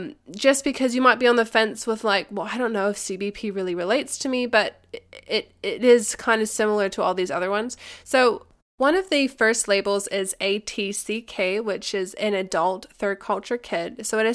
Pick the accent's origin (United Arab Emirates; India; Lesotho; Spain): United Arab Emirates; Dubai; the second culture for me is that I grew up in Dubai in the UAE as a kid